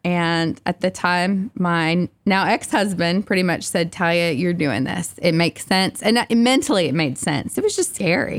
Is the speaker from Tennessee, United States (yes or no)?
yes; Kingston, Tennessee, United States; also born or lived in Knoxville, Tennessee; I grew up in Kingston, Tennessee, so not too far down the road.